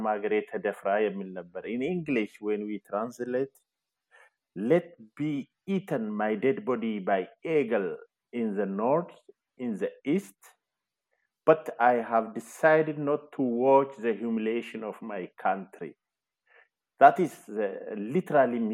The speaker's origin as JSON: {"language": "English", "town": "Ejo", "region": "Oromia", "country": "Ethiopia", "tie": "born or raised there", "said": "I was born in Ejo, Wellega, Oromia. I have completed my primary and high school education in Ejo"}